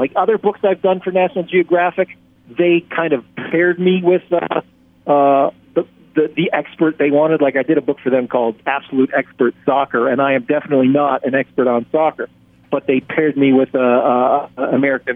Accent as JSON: {"language": "English", "country": "Canada", "said": "I'm from Canada"}